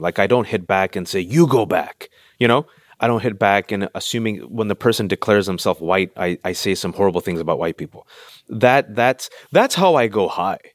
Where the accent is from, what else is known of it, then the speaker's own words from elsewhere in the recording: Bay Area, California, United States; I'm in California, born and raised in the Bay Area to Pakistani